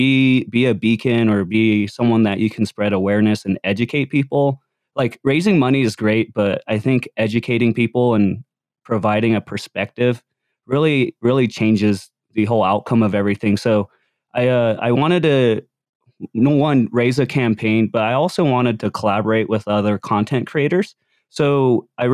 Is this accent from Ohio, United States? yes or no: no; Utah, United States; growing up in Utah, you know, I'm probably like 5 Asian kids that graduated in my high school